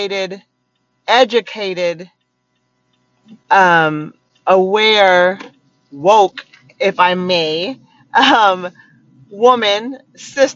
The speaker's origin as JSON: {"language": "English", "town": "Eugene", "region": "Oregon", "country": "United States", "tie": "born or raised there", "said": "I was born in Eugene, Oregon"}